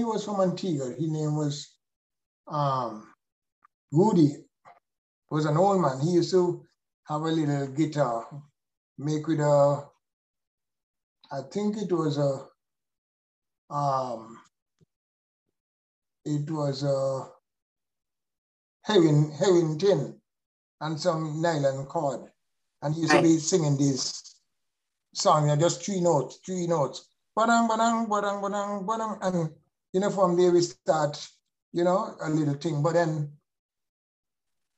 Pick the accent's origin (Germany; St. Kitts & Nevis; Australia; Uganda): St. Kitts & Nevis; Cayon, Saint Kitts; if I have a chance to do it over again, I really don't want to be born any other place but Cayon